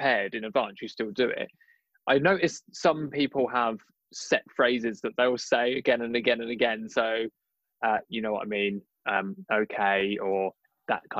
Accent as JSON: {"language": "English", "region": "London", "country": "United Kingdom", "said": "I'm a Londoner"}